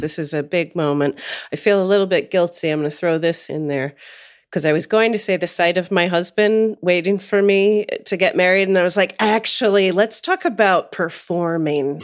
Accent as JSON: {"language": "English", "area": "outside of Pittsburgh", "region": "rural Western Pennsylvania", "country": "United States", "tie": "born or raised there", "moved": "yes", "said": "I grew up in rural Western Pennsylvania, which probably doesn't mean much to any of the listeners, but I grew up outside of Pittsburgh."}